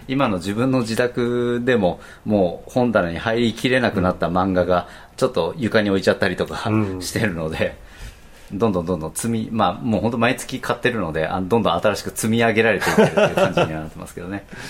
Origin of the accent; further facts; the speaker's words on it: Fukuoka, Japan; 自分たちの地元に近いような方言